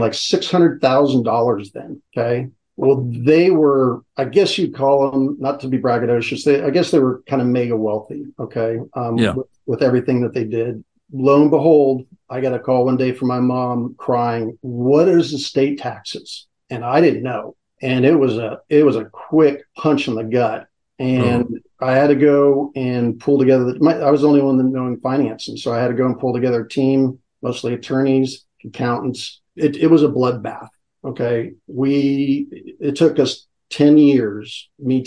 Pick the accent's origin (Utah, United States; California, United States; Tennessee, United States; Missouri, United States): California, United States; San Francisco; also born or lived in Chico, California; I was born in San Francisco, St. Mary's Hospital.